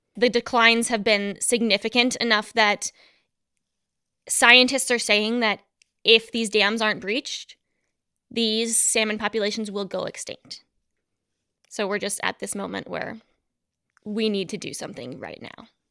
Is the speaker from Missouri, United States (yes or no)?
no; Missoula, Montana, United States; I grew up in Missoula, Montana